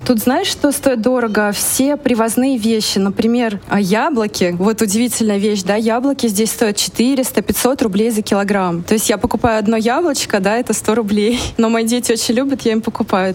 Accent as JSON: {"language": "Russian", "country": "Russia", "moved": "as an adult", "lives_now": "Sri Lanka", "said": "мы из России, мы привыкли к разнообразию товаров в магазинах"}